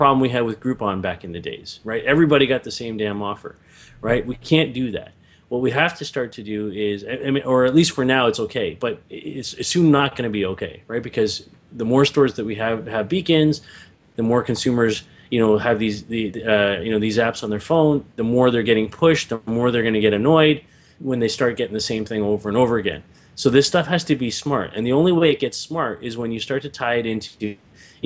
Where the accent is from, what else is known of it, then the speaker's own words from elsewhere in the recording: Canada; as a Canadian